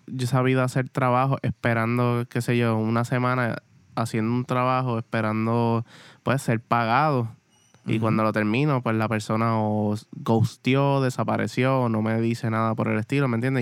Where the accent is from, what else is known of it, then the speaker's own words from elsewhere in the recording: Morovis, Puerto Rico; yo soy de acá de Morovis